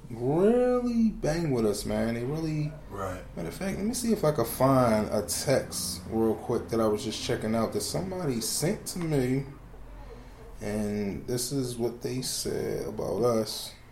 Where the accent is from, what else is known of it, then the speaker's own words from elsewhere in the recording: Philadelphia, Pennsylvania, United States; I'm from Philly.